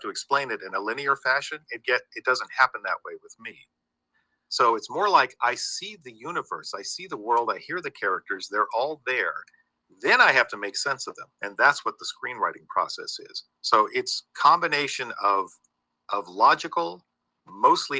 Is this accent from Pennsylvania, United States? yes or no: no; St. Augustine, Florida, United States; being from Florida, there's little connectivity to Florida and to my hometown of St. Augustine